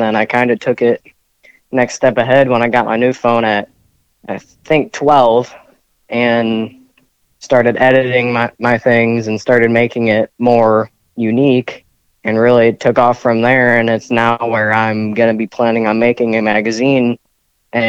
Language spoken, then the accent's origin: English; Portage County, Ohio, United States; I grew up in Ohio in the Portage County area, about 40 minutes from Cleveland.